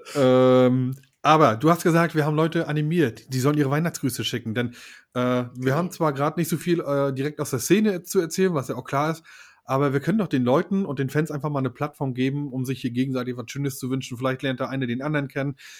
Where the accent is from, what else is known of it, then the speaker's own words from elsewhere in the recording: Mecklenburg-Vorpommern, Germany; also born or lived in Western Pomerania; Ich bin kein Pommer, ich bin Mecklenburger